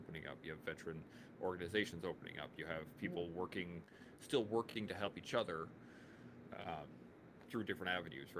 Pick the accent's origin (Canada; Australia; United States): Canada; as a Canadian child at the time, 18 to 19 years old